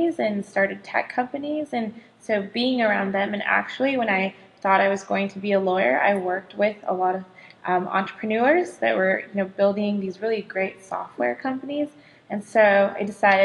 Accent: Southern California, United States; moved away as an adult; I'm originally from Southern California

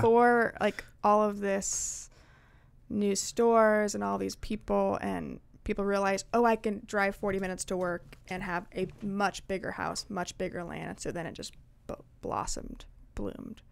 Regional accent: Liberty, Missouri, United States; now in Kansas, United States; I live in Kansas at the moment, but I grew up in Liberty, so I was an eight one six girl.

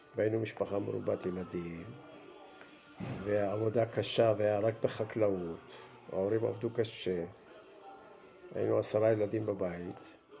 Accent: Melilot, Southern District, Israel; moved away as an adult; also born or lived in Beersheba; now in Ma'agalim, Israel; ואני נולדתי בארץ, בבאר שבע. נולדתי בשנת 1952. אה, שנתיים אחרי שההורים שלי עלו לארץ. אחרי שנתיים בבאר שבע עברנו לגור במושב, מלילות

